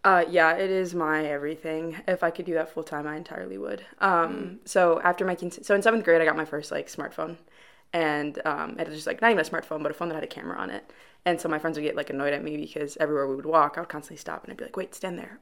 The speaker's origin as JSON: {"language": "English", "town": "Chicago", "region": "Illinois", "country": "United States", "moved": "as an adult", "lives_now": "Wheaton, United States", "said": "I'm from Chicago, Illinois, proper city, so not necessarily Wheaton, but actual wow. Chicago."}